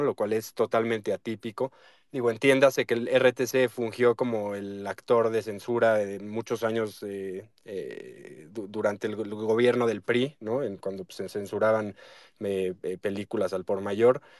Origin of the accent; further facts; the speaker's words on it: Mexico; soy mexicano como todos nosotros